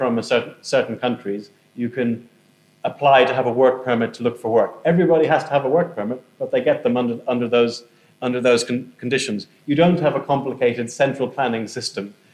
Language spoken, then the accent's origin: English; Ireland; moved away as an adult; now in United Kingdom